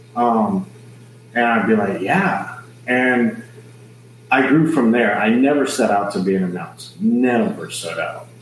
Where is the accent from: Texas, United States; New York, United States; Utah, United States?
Texas, United States; San Antonio; I'm born and raised in San Antonio, Texas, South Texas